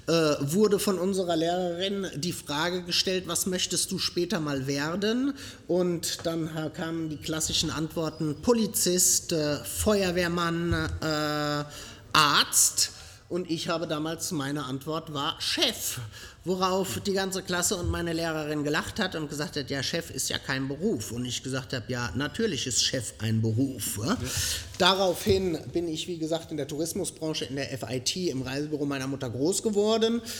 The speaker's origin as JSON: {"language": "German", "town": "Groß-Gerau", "region": "Hesse", "country": "Germany", "accent": "Frankfurt area", "moved": "as an adult", "lives_now": "France", "said": "Wie ihr an äh, meinem Akzent hören könnt, komme ich ursprünglich aus dem Frankfurter Raum, um genau zu sein, aus Groß-Gerau"}